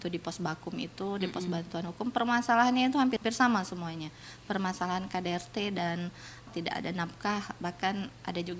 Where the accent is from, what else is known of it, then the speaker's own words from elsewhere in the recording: Natuna, Riau Islands, Indonesia; Karena harapan saya sebagai anak Natuna